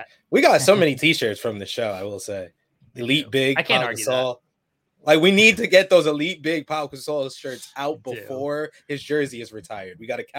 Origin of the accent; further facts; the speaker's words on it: New York City, New York, United States; I'm from New York. We have five boroughs. Then we got Yonkers and all that other stuff.